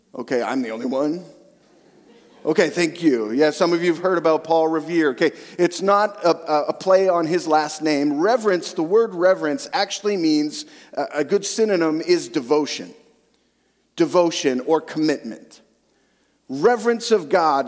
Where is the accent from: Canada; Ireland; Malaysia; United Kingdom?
Canada; Western Canada; also born or lived in central Alberta; now in Eastern/central Canada; I grew up in Western Canada